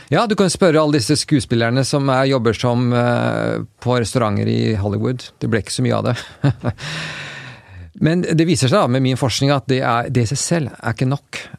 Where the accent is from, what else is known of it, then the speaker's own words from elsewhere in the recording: Oslo, Norway; moved away as an adult; now in United States; Jeg vokste jo opp eh, her i Oslo